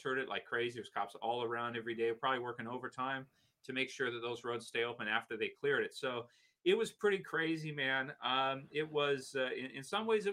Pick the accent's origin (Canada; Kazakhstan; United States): Canada; from living here, being Canadian